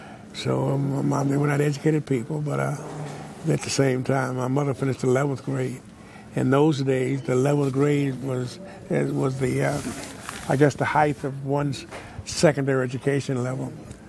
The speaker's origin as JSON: {"language": "English", "town": "Wichita Falls", "region": "Texas", "country": "United States", "tie": "born or raised there", "said": "I grew up in Wichita Falls, Texas, 601 Dallas Street."}